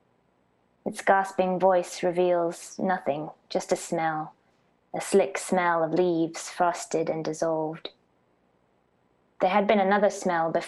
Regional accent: Norfolk, East of England, United Kingdom; moved away as an adult; also born or lived in United States; I was born in Norfolk. I grew up in Norfolk, and then I was in the US from 18 through my 20s.

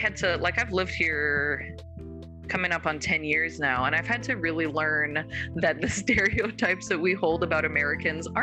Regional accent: Calgary, Alberta, Canada; moved away as an adult; also born or lived in South Dakota / Colorado / Los Angeles; I'm from Calgary

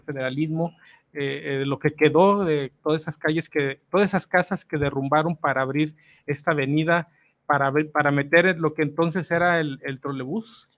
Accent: Guadalajara, Jalisco, Mexico; yo soy de aquí de Analco, más abajito

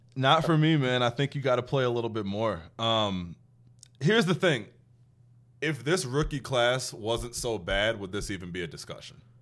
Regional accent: Chicago, Illinois, United States; growing up on the North Side

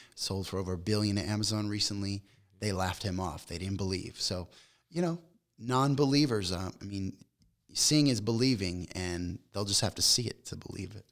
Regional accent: Las Vegas, Nevada, United States; moved away as an adult; also born or lived in Long Beach, California; I grew up in Vegas

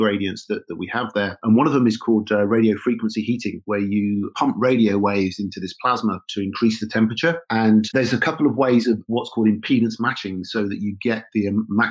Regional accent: Oxfordshire, South East England, United Kingdom; Rutherford Appleton Laboratories, which is near my hometown in Oxfordshire

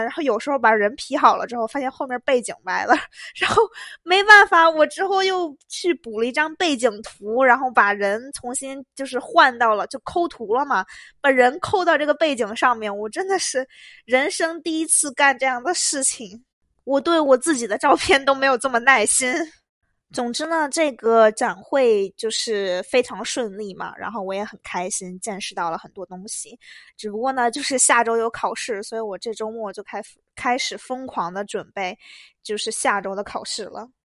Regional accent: Beijing, China; 我是北京人

